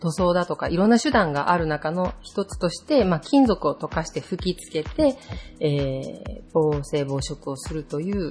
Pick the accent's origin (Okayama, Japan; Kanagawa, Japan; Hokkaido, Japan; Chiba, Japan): Okayama, Japan; near the mouth of the Yoshii River; 県外に住んでみて分かったんですけれども、自分の地元、住んでるところが、吉井川の河口付